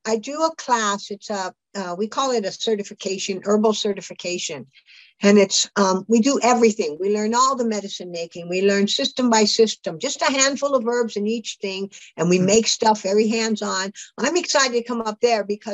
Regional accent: California, United States; I grew up in California.

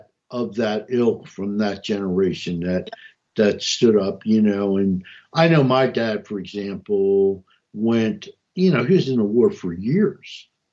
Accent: New Jersey, United States; also born or lived in Montgomery County, Maryland; I ran amok in Montgomery County, and I came from North New Jersey

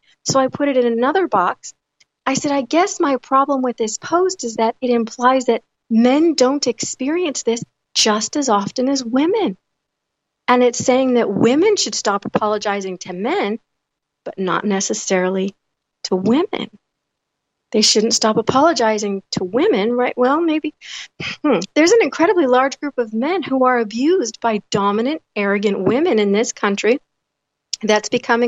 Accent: United States; as an American Generation Xer, born in 1976

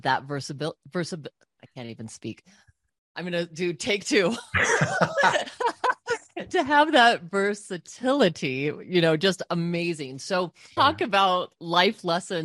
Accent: Colorado, United States; I grew up in Colorado

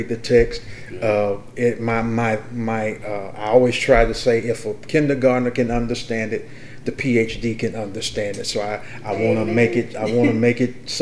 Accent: Columbia, Mississippi, United States; I am a native of Columbia, Mississippi. I was born and bred in Columbia, Mississippi

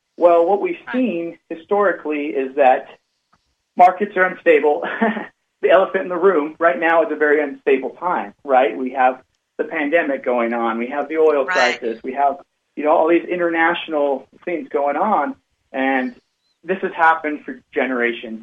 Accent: Cache Valley, Utah, United States; I grew up in Cache Valley, Utah. It's uh, Lo- Logan is the the city up in the northern part of, of Utah

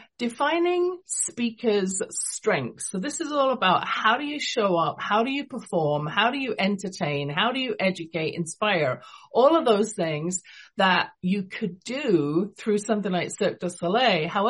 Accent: London, United Kingdom; also born or lived in England; now in Calgary, Canada; You can tell from my accent, I wasn't born in Canada. I was born in London, England

